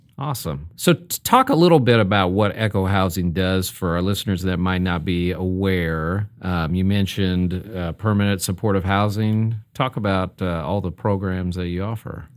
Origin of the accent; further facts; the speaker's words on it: Omaha, Nebraska, United States; moved away; I grew up in Omaha